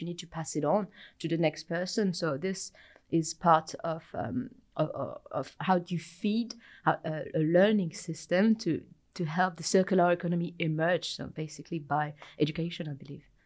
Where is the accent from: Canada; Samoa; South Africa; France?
France; moved away as an adult; also born or lived in United Kingdom; now in New Zealand; I am originally from France, uh, but I lived in the U K prior to arrived here